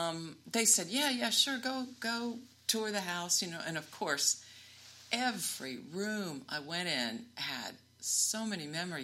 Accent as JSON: {"language": "English", "region": "Indiana", "country": "United States", "tie": "born or raised there", "moved": "yes", "said": "I just got back from Indiana, and one of the things I did when I was in my hometown was visit the house that I grew up in."}